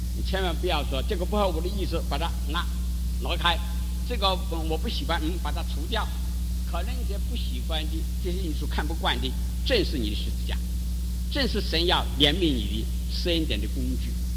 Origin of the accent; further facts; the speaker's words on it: China; 我们中国人